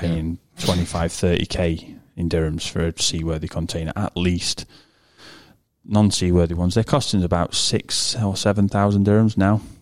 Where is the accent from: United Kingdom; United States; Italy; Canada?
United Kingdom; I'm British